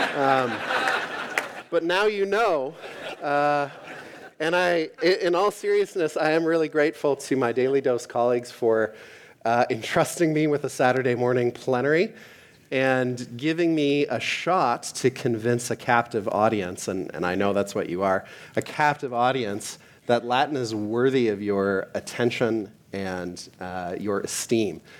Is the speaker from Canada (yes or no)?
yes; Canada; moved away; I am from Canada